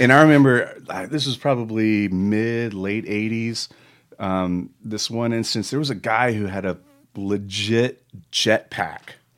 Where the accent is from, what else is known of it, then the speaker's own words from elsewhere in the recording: Charlotte, North Carolina, United States; I'm from Charlotte, North Carolina, home of the, home of the Charlotte Motor Speedway